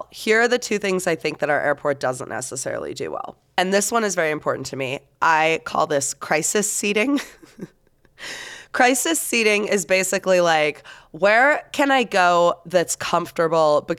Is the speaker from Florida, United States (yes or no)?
yes; Florida, United States; But like my hometown in Florida, our little tiny hometown airport has a fish tank